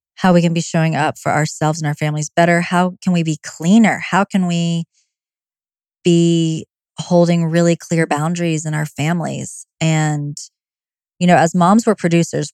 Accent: the South, United States; I'm from the South

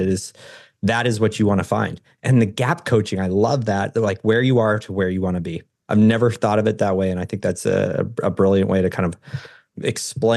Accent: Oregon, United States; I'm from Oregon and it's old growth forest.

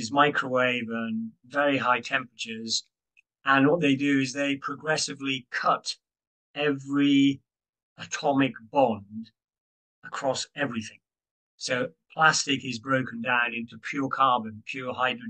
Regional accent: United Kingdom; I'm a Brit. I'm not US.

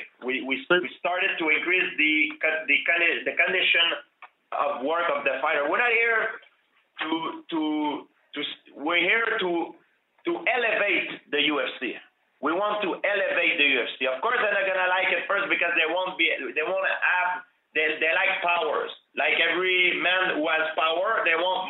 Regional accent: Canada; I'm from Canada

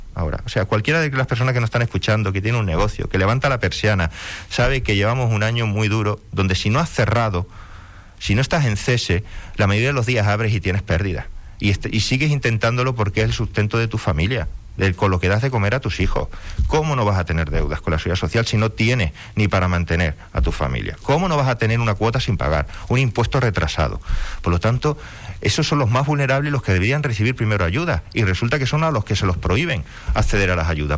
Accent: Canary Islands, Spain

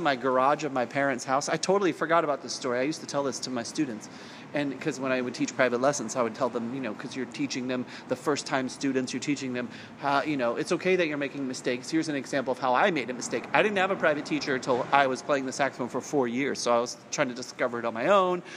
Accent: Salinas, California, United States; I grew up in Salinas, which is at the time was under seventy five thousand people population

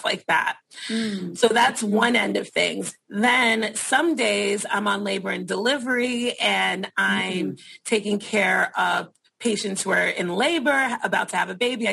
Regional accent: New York City, New York, United States; I work in the Bronx. I'm from the Bronx, so it's really nice to be back in my community

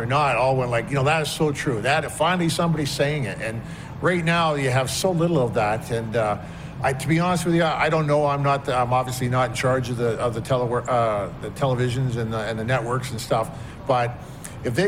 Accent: Newmarket, Ontario, Canada; growing up in New Market, where when I first got to New Market, it was like 11,000 people

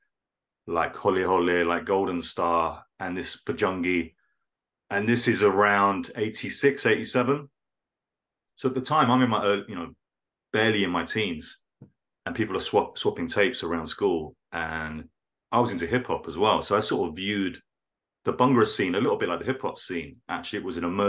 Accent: Hounslow, London, United Kingdom; I grew up in Hounslow, Hounslow West

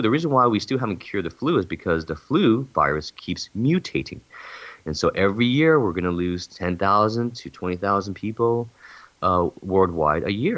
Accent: California, United States; I'm from California.

